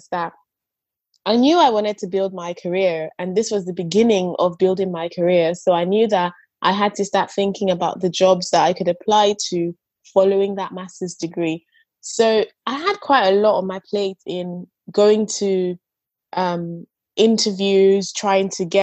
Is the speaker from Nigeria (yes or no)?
yes; Nigeria; I grew up in Nigeria